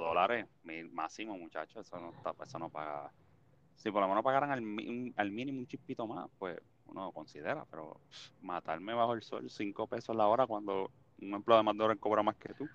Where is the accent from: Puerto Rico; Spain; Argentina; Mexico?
Puerto Rico; Toa Alta; donde yo me crié en Toalta